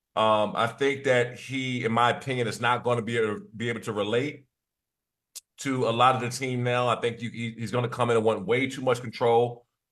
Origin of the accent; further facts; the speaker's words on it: East Coast, United States; moved away as an adult; I'm from the East Coast